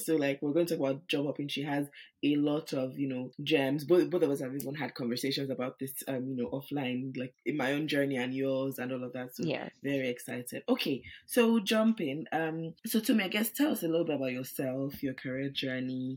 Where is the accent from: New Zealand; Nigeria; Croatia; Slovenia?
Nigeria; now in United Kingdom; I live in the UK, but I'm also Nigerian